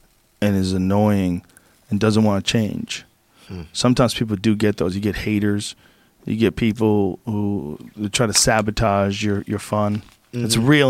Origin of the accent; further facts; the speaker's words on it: Boston, Massachusetts, United States; also born or lived in New Jersey / San Francisco / Gainesville; Well, I was born in New Jersey, but I grew up in Boston.